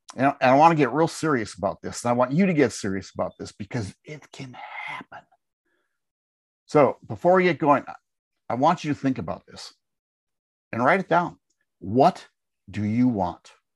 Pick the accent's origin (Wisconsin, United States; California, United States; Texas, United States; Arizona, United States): Wisconsin, United States; moved away as an adult; now in Tennessee, United States; we live in Tennessee, We, we grew up in Wisconsin.